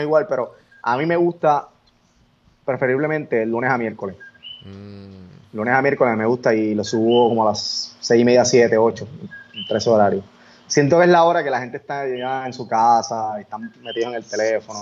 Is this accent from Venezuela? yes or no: no; Coamo, Puerto Rico; un pequeño estudio que tengo en el pueblo de mi, en el pueblo, en Cuamo